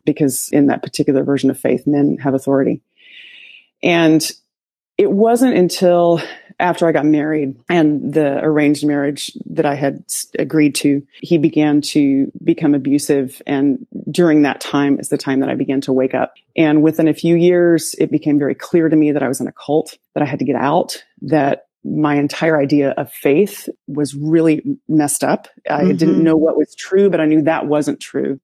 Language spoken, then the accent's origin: English; Sweetwater, Tennessee, United States; accent: southern; moved away; also born or lived in upstate New York; I grew up in Sweetwater, Tennessee, and it was a very small town in Appalachia